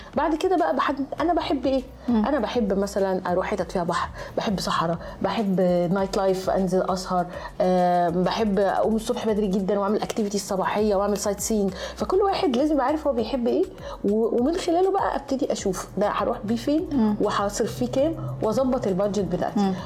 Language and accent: Arabic; Egypt; انا جاي من مصر